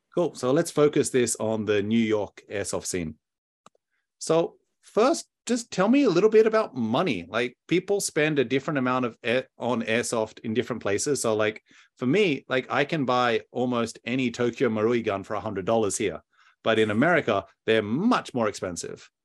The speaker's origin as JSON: {"language": "English", "country": "Australia", "said": "I'm, I'm Australian"}